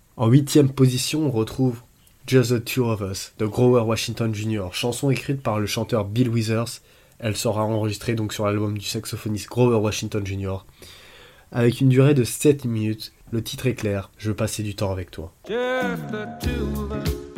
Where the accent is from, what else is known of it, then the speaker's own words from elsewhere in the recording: France; en tant que Français